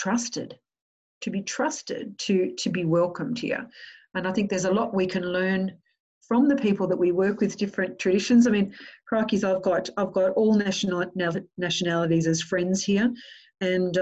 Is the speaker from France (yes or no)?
no; Australia